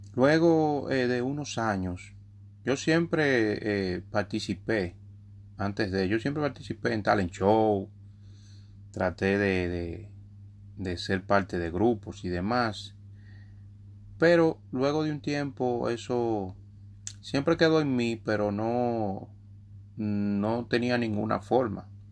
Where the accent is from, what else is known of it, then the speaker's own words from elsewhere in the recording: New York, United States; en los medios hispanos en Estados Unidos, donde me crié, en Nueva York específicamente